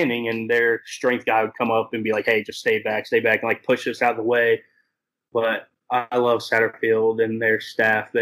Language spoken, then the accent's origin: English; Louisville, Kentucky, United States; moved away as an adult; now in Bowling Green, United States; born and raised in Louisville.